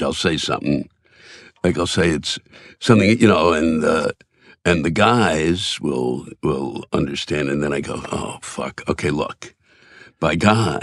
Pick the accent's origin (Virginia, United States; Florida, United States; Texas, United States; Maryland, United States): Maryland, United States; Silver Spring; I'm from D.C., around that area, I'm from Silver Spring, Maryland